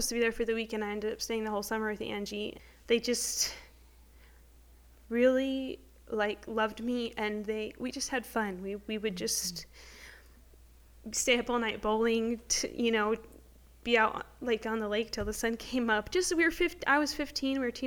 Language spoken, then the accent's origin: English; Lake Havasu City, Arizona, United States; now in Prescott, United States; I grew up in Lake Havasu in a good home